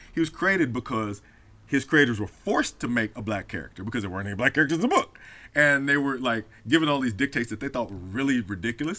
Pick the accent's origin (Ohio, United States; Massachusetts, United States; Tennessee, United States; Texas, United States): Tennessee, United States; Memphis; I grew up in Memphis